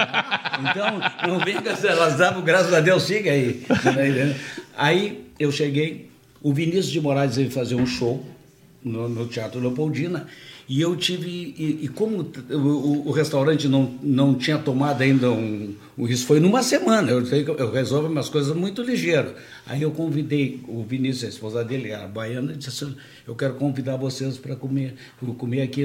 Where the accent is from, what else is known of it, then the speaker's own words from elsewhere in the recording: Portugal; now in Porto Alegre, Brazil; Eu tenho origem espanhola também, mas eu sou português